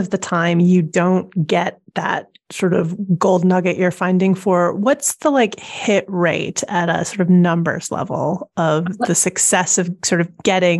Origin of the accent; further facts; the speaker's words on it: Canada; I am from Canada, so it is geographically close to my heart.